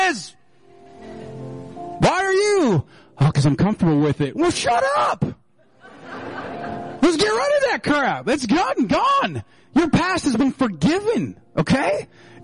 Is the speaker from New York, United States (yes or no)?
no; Minnesota, United States; We're so Minnesotan